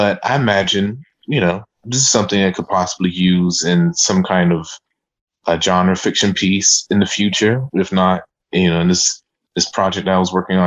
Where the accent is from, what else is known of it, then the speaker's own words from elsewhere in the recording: Savannah, Georgia, United States; from Savannah, Georgia